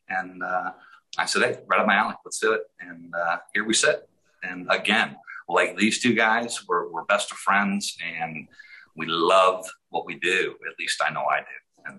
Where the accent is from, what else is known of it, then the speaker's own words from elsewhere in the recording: outside of Cleveland, Ohio, United States; moved away as an adult; also born or lived in Southern California; now in Hot Springs Village, United States; I grew up outside of Cleveland, Ohio. Went to college, didn't do well. Went to California, Southern California for 20 years.